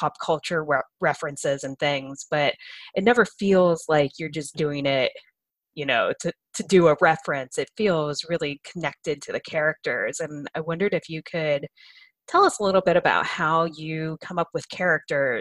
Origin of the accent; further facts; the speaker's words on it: Ohio, United States; also born or lived in Boston; now in California, United States; I grew up in Ohio